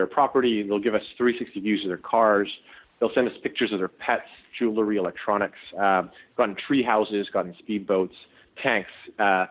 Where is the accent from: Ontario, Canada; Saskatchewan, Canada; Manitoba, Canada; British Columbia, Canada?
Ontario, Canada; Toronto; myself and my co-founders, we're all Canadian, we're from Toronto